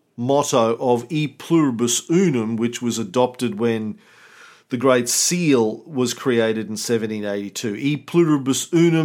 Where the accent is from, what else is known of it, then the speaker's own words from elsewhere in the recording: Scotland, United Kingdom; my mama never gave no birth to no fool. I'm a Scotsman.